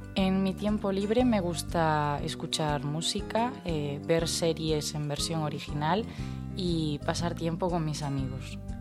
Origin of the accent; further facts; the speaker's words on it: Ourense, Galicia, Spain; moved away as an adult; now in France; Vengo de Ourense, es una ciudad en la comunidad autónoma de Galicia que se encuentra en España.